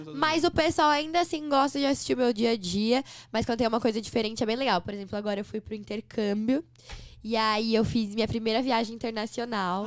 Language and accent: Portuguese; São Paulo, Brazil; Em São Paulo, sou de São Paulo. Nasci aqui no, na Vila Mariana